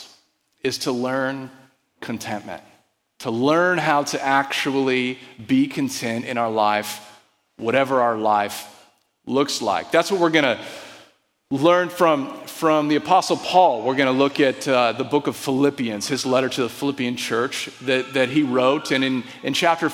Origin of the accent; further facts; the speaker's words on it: Desert Vineyard, California, United States; I grew up in the Desert Vineyard. My parents founded that church